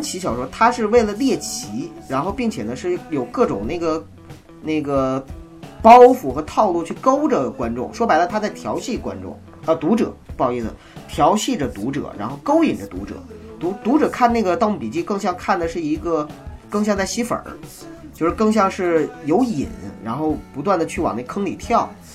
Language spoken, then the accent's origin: Chinese; Heilongjiang, China; 作为一个黑龙，土生土长的黑龙江人